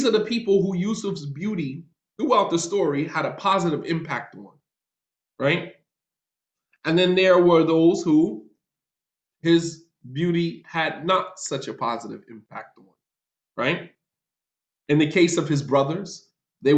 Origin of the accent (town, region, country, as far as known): North New Jersey, United States; moved away as an adult; also born or lived in Medina, Saudi Arabia